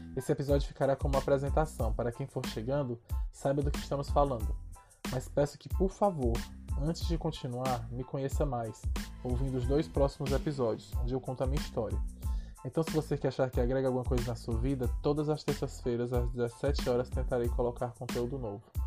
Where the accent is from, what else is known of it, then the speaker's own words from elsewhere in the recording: Ceará, Brazil; also born or lived in Caucaia, Ceará; nascido e criado no Ceará